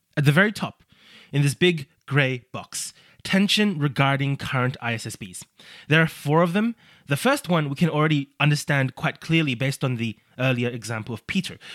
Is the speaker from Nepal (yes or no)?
no; Australia; my home country of Australia